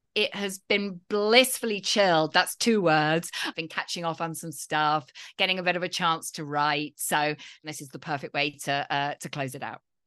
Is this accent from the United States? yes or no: no; United Kingdom; I'm British